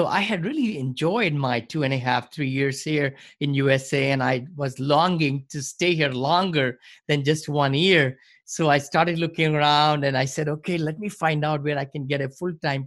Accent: New Delhi, Delhi, India; moved away as an adult; also born or lived in Bombay, India; now in San Francisco, United States; I grew up in New Delhi

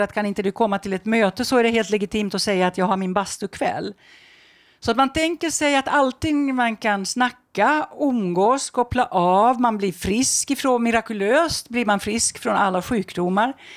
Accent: Finland; i Finland där jag kommer ifrån

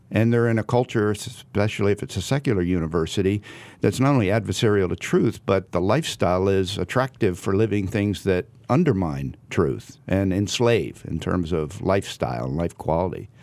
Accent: Southern New Jersey, United States; moved away as an adult; also born or lived in New England / Virginia; now in California, United States; I grew up in Southern New Jersey.

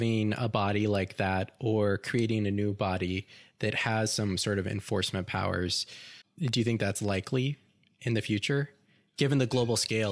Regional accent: Delaware County, Indiana, United States; moved away; my home state of Indiana, tracking the cases in Delaware County, which is where I'm from.

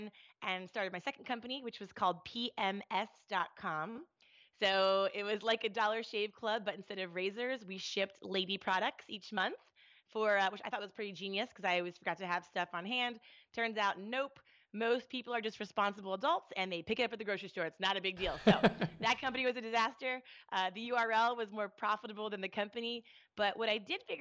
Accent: Maryland, United States; moved away; also born or lived in Laguna Beach, California / Baltimore, Maryland; I am 2/3 East Coast of the United States. Grew up in Maryland. 1/3 West Coast, Orange County, Laguna Beach

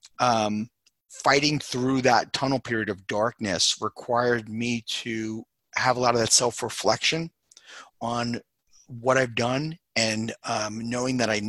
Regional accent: Long Island, New York, United States; also born or lived in Queens; I grew up in Long Island with mom and dad

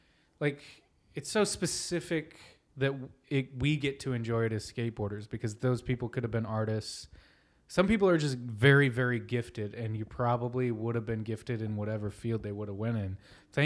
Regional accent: Lakewood, California, United States; born there; I was born in the Lakewood Hospital.

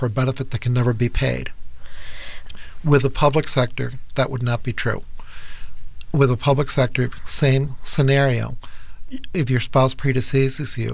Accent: Cuba; now in United States; I was born in Cuba, and I came to the U.S. in 1960

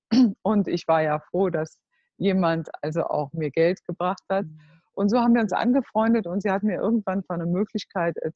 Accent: Cologne, North Rhine-Westphalia, Germany; now in Netherlands; Also ich komme aus Köln und wir leben jetzt in Holland

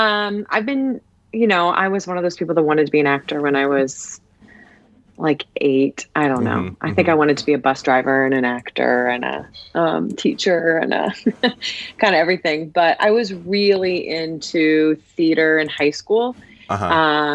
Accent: Ohio, United States; moved away as an adult; also born or lived in Washington, D.C.; So I'm from Ohio originally. And I just also wanted to get out of Ohio and go to a school in a city.

